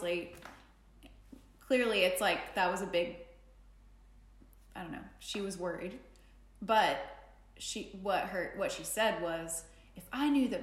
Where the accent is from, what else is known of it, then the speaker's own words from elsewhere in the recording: Jackson, Tennessee, United States; I grew up in the South, I grew up in Tennessee